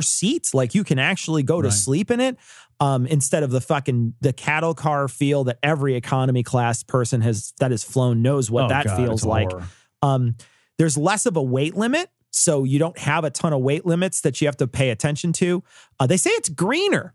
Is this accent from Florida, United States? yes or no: no; Chicago, Illinois, United States; We're from Chicago. I grew up here